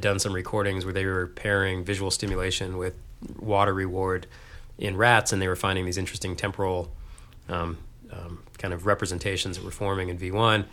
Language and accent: English; Texas, United States; moved away as an adult; also born or lived in Dayton, Ohio / Austin, Texas; now in Boston, United States; growing up in Texas